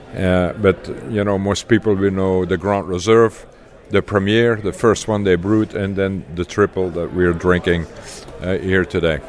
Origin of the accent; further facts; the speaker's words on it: Leuven, Flanders, Belgium; moved away as an adult; also born or lived in Texas, United States; now in United States; I grew up in Leuven, Belgium